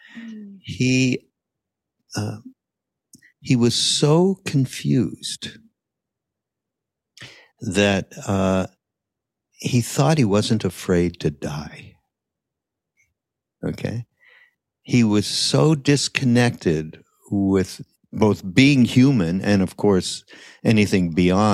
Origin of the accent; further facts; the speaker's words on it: Montreal, Quebec, Canada; We were Canadian, so we come from Montreal